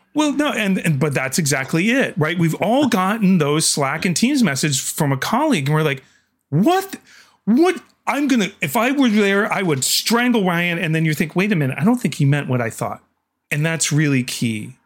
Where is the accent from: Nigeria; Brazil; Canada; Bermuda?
Canada; I'm Canadian